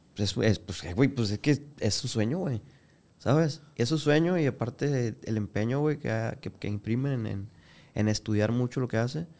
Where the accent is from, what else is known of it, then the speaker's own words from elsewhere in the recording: Culiacán, Sinaloa, Mexico; Yo soy de aquí de Culiacán